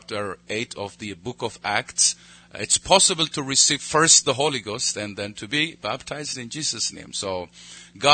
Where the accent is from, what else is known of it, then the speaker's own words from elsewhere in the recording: Ethiopia; I pastor a church in the capital city, and I oversee so many churches in Ethiopia